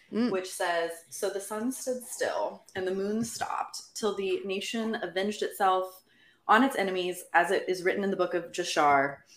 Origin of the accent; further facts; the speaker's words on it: Florida, United States; I am also from Florida.